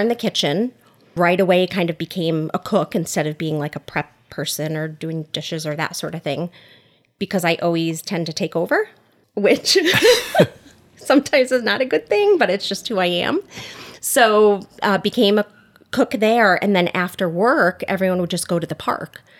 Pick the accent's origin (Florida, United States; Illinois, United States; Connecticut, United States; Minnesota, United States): Connecticut, United States; Oxford; also born or lived in Newtown, Connecticut / Southbury, Connecticut; We live in Southbury with our two boys, but I grew up in Oxford, Connecticut, went to Seymour High School